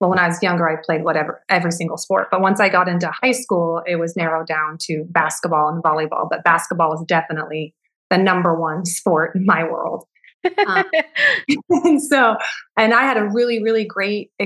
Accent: Enumclaw, Washington, United States; I grew up right here in Enumclaw, where I still am with my family

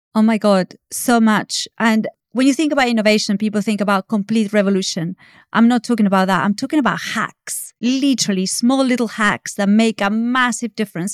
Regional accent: Argentina; now in United Kingdom; I'm from Argentina

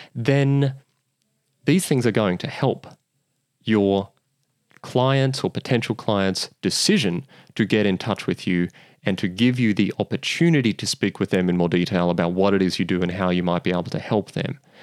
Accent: Australia

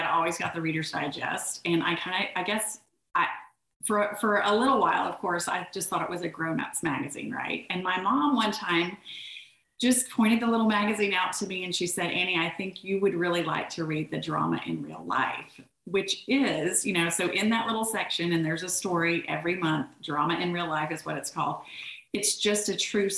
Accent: Orlando, Florida, United States; moved away as an adult; now in Birmingham, United States; I grew up in Orlando

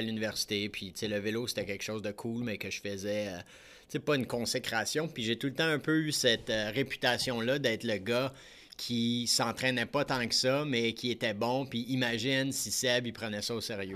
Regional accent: Lorraine, Quebec, Canada; moi j'ai grandi à Lorraine, pas très loin d'ici.

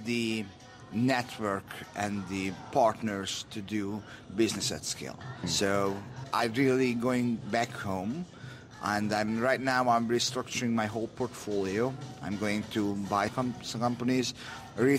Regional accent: Hungary; now in Sweden; I was born in Eastern Europe, in Hungary

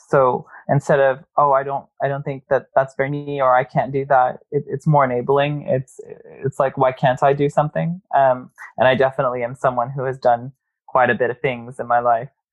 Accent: Corpus Christi, Texas, United States; moved away; growing up in Corpus Christi definitely formed a lot of who I am today

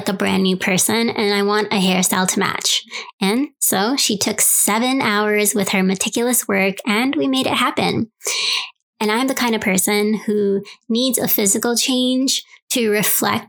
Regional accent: New York City, New York, United States; moved away; my hometown, New York City

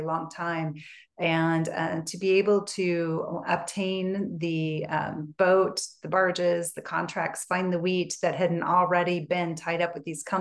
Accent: Portland, Oregon, United States; also born or lived in Colorado; now in Northern California, United States; I grew up in Portland, Oregon

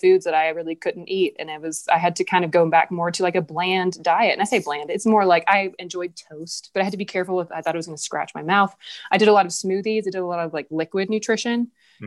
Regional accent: the South, United States; moved away as an adult; now in Jackson, United States; I'm from the South

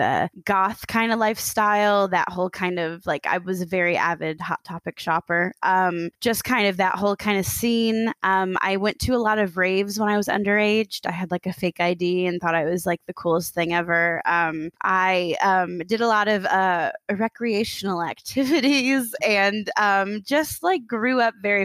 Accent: Aiken, South Carolina, United States; moved away as an adult; now in Chattanooga, United States; I am originally from this tiny little town. It's like a little stop on the interstate. It's called Aiken, South Carolina

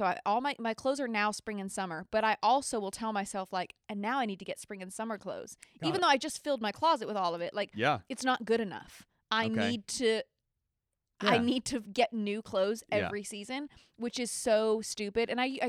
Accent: Nashville, Tennessee, United States; Like, Nashville, I'm from Nashville, recognize.

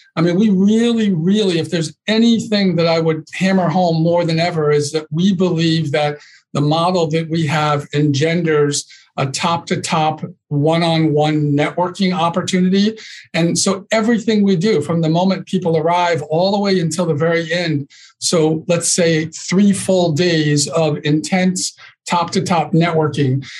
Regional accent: Northeast, United States; I'm from the Northeast

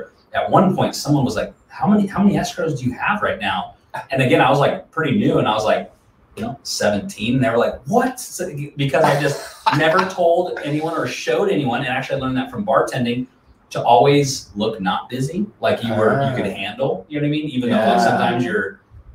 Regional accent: Alaska, United States; moved away; also born or lived in Kentucky; I was born and raised in Alaska

